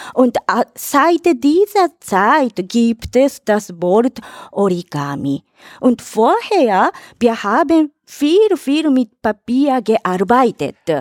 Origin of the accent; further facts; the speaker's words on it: Tokyo, Japan; German is a second language; moved away as an adult; now in Vienna, Austria; Ich komme aus Katsushika in Tokio